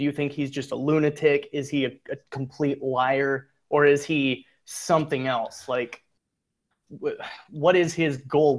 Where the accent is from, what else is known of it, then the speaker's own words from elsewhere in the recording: Iowa, United States; I mean, I'm from Iowa, so it's probably a Midwest thing.